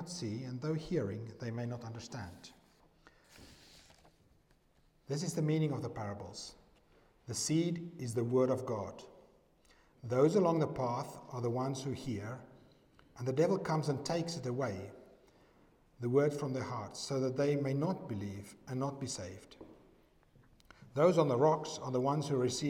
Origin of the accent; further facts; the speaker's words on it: South Africa; I'm from South Africa